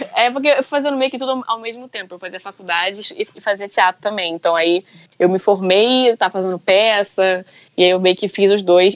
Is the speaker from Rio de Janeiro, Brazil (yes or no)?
yes; Rio de Janeiro, Brazil; Eu sou do Rio, né? E eu trabalho com teatro musical aqui no Rio